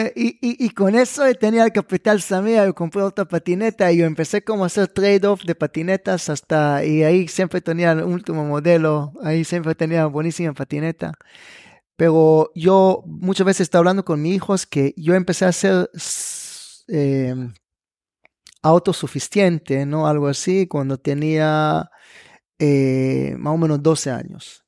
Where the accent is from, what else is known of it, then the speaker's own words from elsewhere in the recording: Israel; Spanish is a second language; also born or lived in Netanya, Israel; now in Panama; yo nací y crecí en Israel